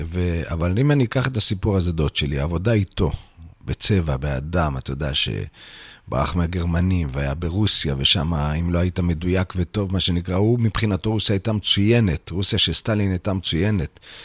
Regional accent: Bnei Brak, Tel Aviv District, Israel; באמת נולדתי בעיר בני ברק

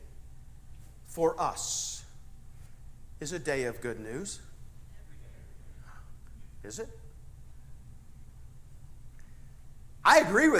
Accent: Ohio, United States; I'm from Ohio.

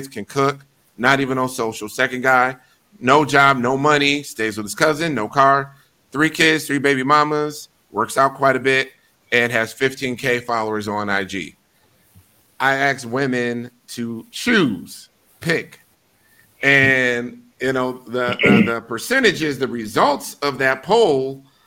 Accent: Milwaukee, Wisconsin, United States; I'm from Milwaukee

